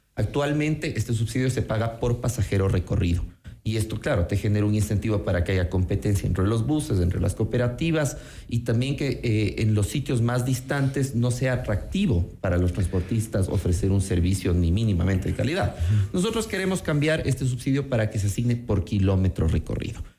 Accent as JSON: {"language": "Spanish", "town": "Quito", "region": "Pichincha", "country": "Ecuador", "said": "soy un quiteño que ama su ciudad"}